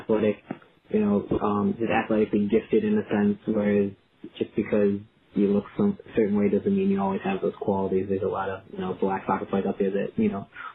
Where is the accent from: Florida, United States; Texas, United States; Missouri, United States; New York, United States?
Missouri, United States; St. Louis; now in Memphis, United States; growing up in St. Louis, it being such a huge soccer city